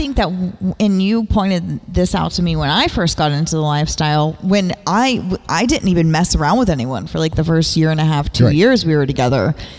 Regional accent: the South, United States; I was born and raised in the South, even though you can't tell because I've lived away from home for so long.

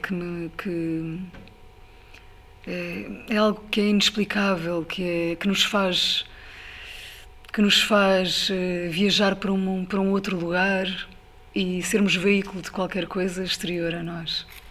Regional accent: Ribatejo, Portugal; eu, eu, passei a minha infância no Ribatejo

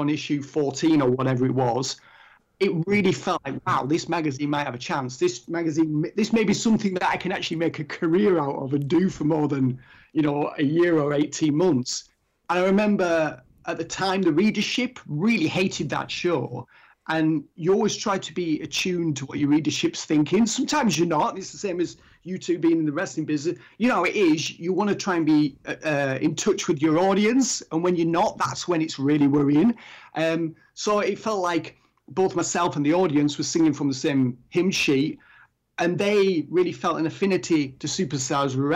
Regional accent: England, United Kingdom; I'm English

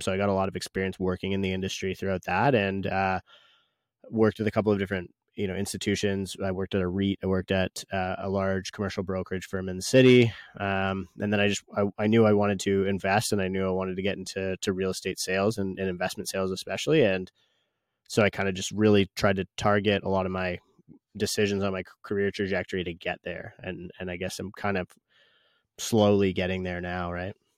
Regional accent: Canada; as a Canadian

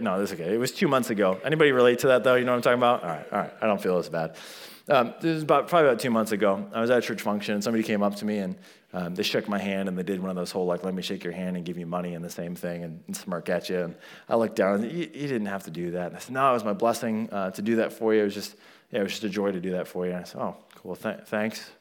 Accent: United States; I was born in America

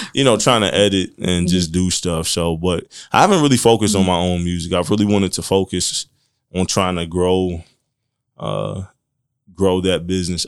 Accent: Marion, Indiana, United States; I grew up here in Marion. I've been here thirty-one years

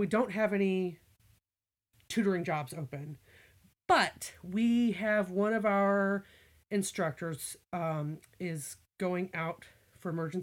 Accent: Missouri, United States; moved away as an adult; also born or lived in Virginia; My family, I grew up in Missouri

